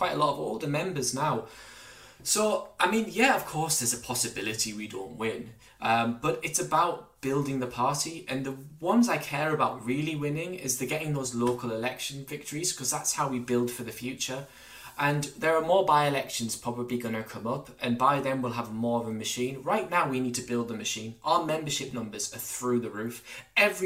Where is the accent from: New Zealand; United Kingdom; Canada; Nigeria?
United Kingdom; Durham, North East England; when I grew up in Durham under New Labour